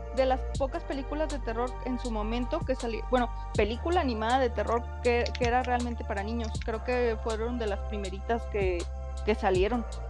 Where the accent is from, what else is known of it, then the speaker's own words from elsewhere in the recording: Mexico; como madre mexicana